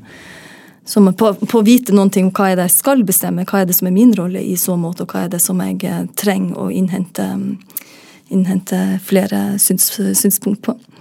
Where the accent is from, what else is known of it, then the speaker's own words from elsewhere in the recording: Northern Norway, Norway; Nå er jeg nordlending